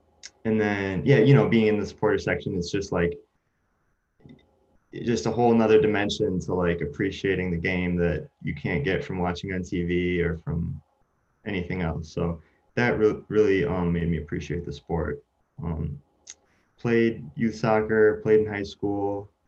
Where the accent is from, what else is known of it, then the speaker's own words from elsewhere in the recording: Chicago, Illinois, United States; born there; I was born in Chicago, got family in Chicago.